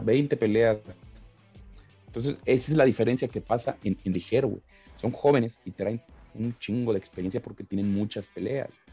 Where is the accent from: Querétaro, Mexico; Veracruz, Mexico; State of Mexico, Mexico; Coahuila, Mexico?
State of Mexico, Mexico; Tlalnepantla; accent: chilango; yo vengo de barrio, güey. yo, crecí en Tlalnepantla